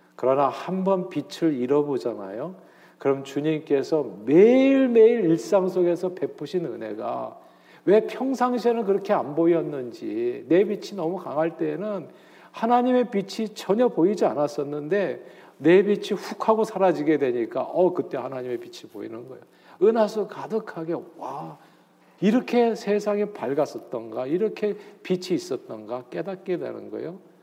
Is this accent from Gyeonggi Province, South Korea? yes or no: no; Seoul, South Korea; now in New Jersey, United States; 저는 서울 태생입니다. 태어나서 쭉 서울에서만 살았어요.